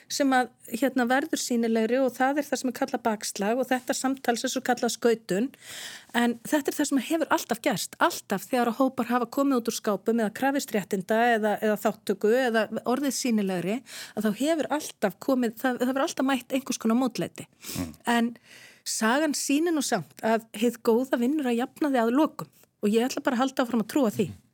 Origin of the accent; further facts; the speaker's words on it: Netherlands; now in Iceland; í heimalandi mínu Hollandi